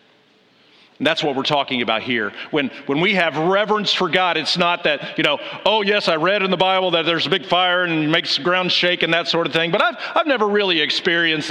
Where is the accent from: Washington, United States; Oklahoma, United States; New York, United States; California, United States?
Oklahoma, United States; Del City; moved away as an adult; also born or lived in Kansas City, Missouri; I'm from Oklahoma, specifically from Del City, Oklahoma. If you Air Force people know Tinker. I used to sit in my front yard and watch the B-52